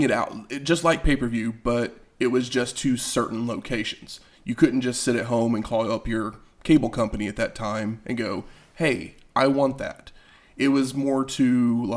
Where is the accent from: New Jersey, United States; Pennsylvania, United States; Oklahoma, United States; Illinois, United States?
Oklahoma, United States; we're from Oklahoma